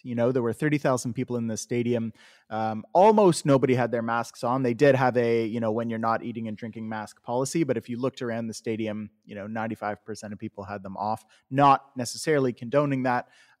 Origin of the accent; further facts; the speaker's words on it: Canada; So when we were kids growing up in Canada